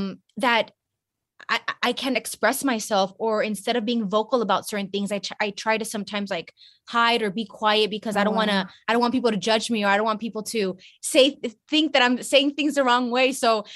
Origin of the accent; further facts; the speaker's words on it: Brownsville, Texas, United States; also born or lived in Montreal, Canada; dad's side of the family is still in Canada, but my mom's entire side of the family is in Mexico. And I grew up in Brownsville, Texas, which is a really small town in Texas, border town to Mexico.